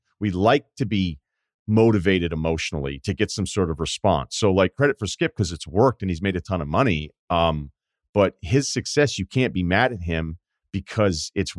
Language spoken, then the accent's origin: English; Martha's Vineyard, Massachusetts, United States; I'm from Martha's Vineyard.